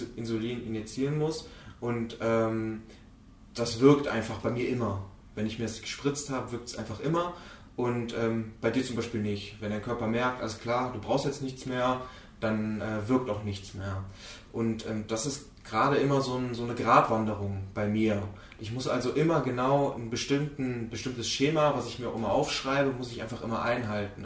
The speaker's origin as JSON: {"language": "German", "town": "Mönchengladbach", "region": "North Rhine-Westphalia", "country": "Germany", "said": "Ich komme wie gesagt aus München-Gladbach"}